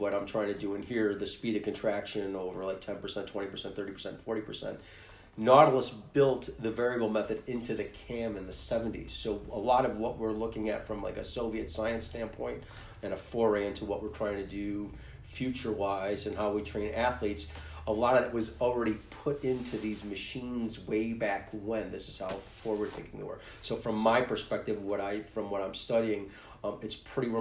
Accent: Buffalo, New York, United States; I grew up in the Bailey Dode area then, and I played Little Loop football behind Emerson High School

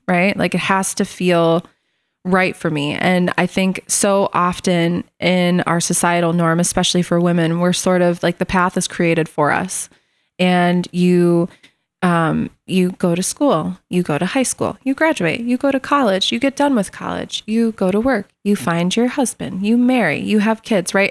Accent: Morris, Illinois, United States; I was born and raised in Morris, Illinois.

